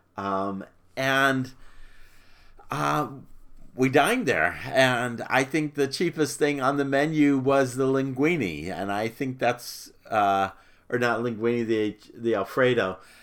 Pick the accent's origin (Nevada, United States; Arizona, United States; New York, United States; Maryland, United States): Arizona, United States; moved away as an adult; also born or lived in Little Rock / Dallas; now in Florida, United States; I was from Arizona